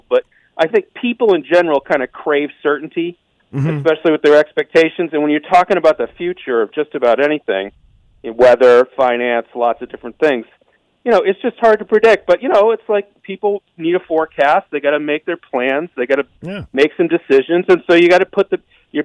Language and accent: English; Eastern Massachusetts, United States; I grew up in Eastern Mass, and I grew up in the blizzard of 78